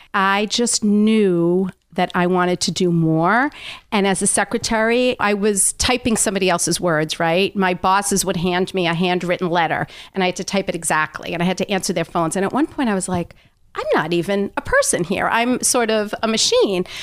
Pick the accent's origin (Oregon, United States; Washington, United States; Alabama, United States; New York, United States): New York, United States; Long Island; I grew up on Long Island